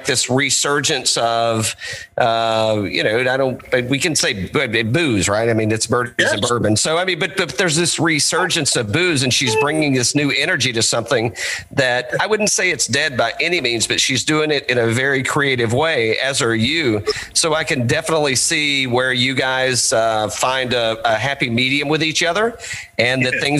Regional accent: East Tennessee, United States; I grew up in East Tennessee

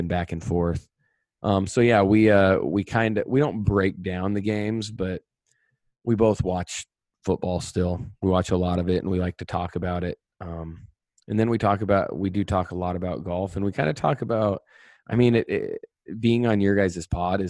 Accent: North Platte, Nebraska, United States; I came from North Platte, Nebraska. My dad's a teacher and a coach. My mom stayed at home.

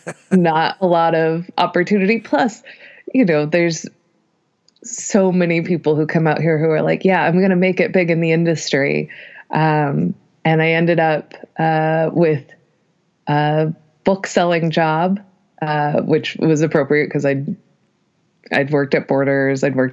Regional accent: Reno, Nevada, United States; moved away as an adult; now in Los Angeles, United States; I'm originally from Reno, Nevada

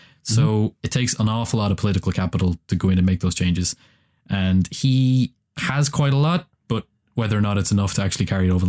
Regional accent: Ireland; And as an Irishman, independence from larger countries is always something that I affiliate with.

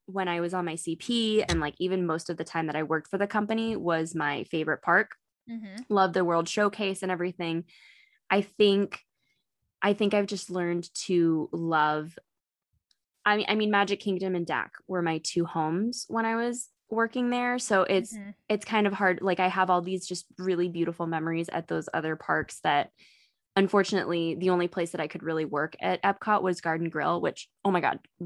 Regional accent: California, United States; now in Florida, United States; I'm from California.

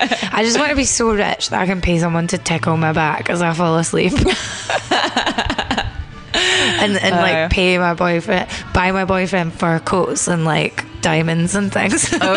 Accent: Scotland, United Kingdom; I see myself more as Irish Catholic. If you're Catholic in Scotland, you think of your, well, a lot of people think of themselves as Irish Catholic because all our families come from there.

